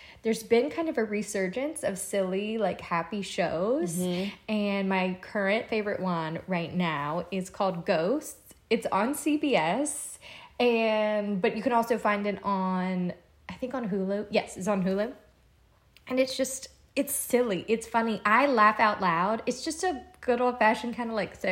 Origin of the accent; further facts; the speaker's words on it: Louisiana, United States; moved away as an adult; now in Charleston, United States; I'm originally from Louisiana. I moved to Charleston